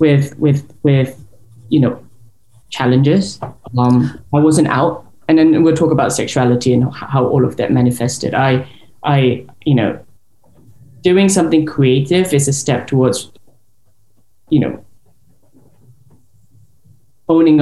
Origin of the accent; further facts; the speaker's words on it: Singapore; moved away as an adult; now in London, United Kingdom; I am Singaporean, born and raised. I lived there till I was the age of 20